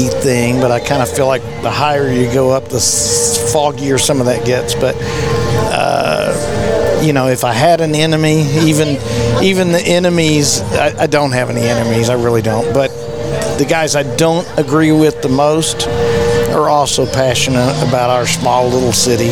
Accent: River Oaks, Texas, United States; I'm from River Oaks, Texas.

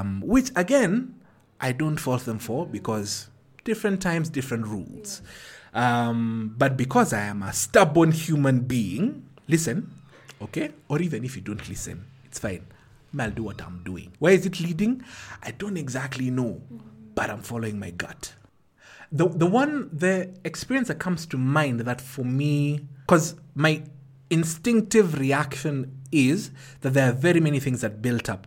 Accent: Ruai, Nairobi, Kenya; grew up in Ruai. Ruai at that point in time was outside of Nairobi

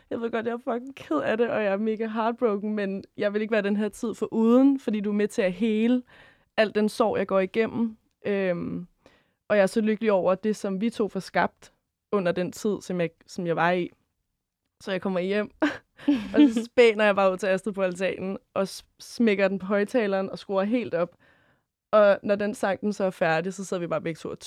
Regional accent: Køge, Zealand, Denmark; Og endnu finere, fordi jeg er ish fra Køge.

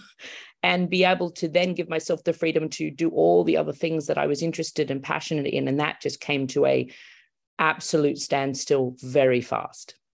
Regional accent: Australia; moved away as an adult; now in Los Angeles, United States; I'm Australian

